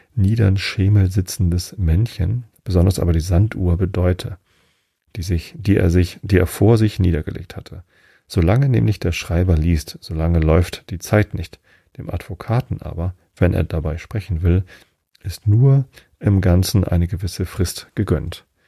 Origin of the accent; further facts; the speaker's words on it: Wistedt, Germany; now in Karkensdorf, Germany; Ich habe ja meine Jugend in Wistedt verbracht. Das ist zwei Dörfer weiter